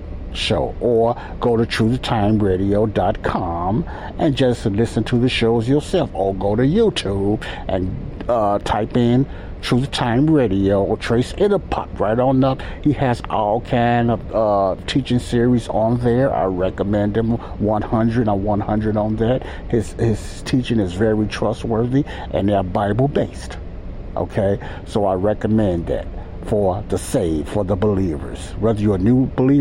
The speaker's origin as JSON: {"language": "English", "town": "Chicago", "region": "Illinois", "country": "United States", "tie": "born or raised there", "also_born_or_lived": "Mobile, Alabama", "moved": "yes", "said": "I was brought up in the Church of God in Christ here in Chicago, and then I moved around"}